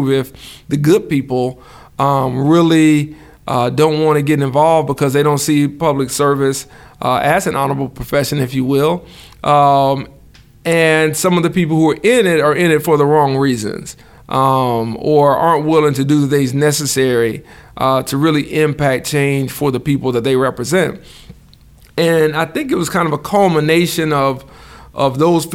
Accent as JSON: {"language": "English", "town": "Montgomery", "region": "Alabama", "country": "United States", "tie": "born or raised there", "also_born_or_lived": "Dallas / Atlanta / Nashville", "said": "I grew up in, you know, a much different Montgomery than my parents experienced"}